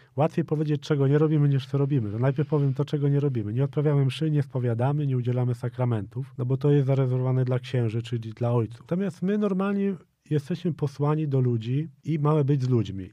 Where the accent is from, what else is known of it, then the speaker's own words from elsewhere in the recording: Poland; moved away as an adult; ja jestem z Polski